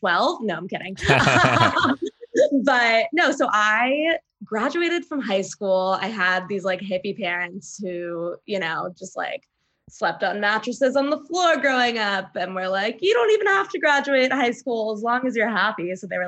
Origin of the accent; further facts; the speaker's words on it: Middleburg, Virginia, United States; moved away as an adult; also born or lived in Boston; now in New York City, United States; I technically live in New York City, but I've been in my hometown of Middleburg, Virginia